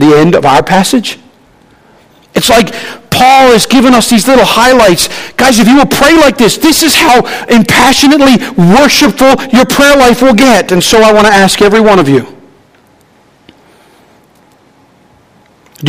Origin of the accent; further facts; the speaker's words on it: Newfoundland and Labrador, Canada; I'm a Newfoundlander.